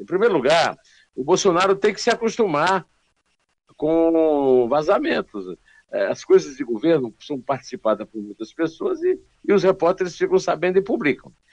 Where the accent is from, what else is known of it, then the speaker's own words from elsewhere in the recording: Uiraúna, Paraíba, Brazil; moved away; é muito perto lá de Uraúna, onde eu nasci